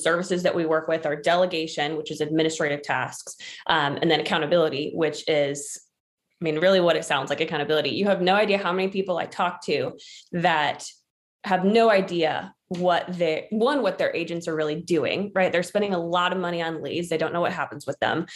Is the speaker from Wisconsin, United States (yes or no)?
no; Washington, United States; moved away as an adult; now in Charleston, United States; I grew up in Washington State, moved to Charleston